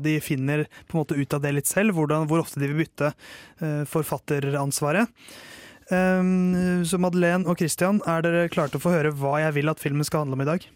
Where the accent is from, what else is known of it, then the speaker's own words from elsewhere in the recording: Tåsen, Oslo, Norway; Jeg er fra Tåsen